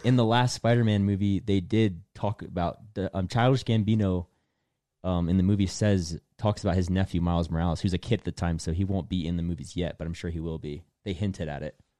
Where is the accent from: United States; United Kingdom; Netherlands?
United States; Delaware; moved away; also born or lived in North Carolina; I'm from Delaware, which is where I moved to the first time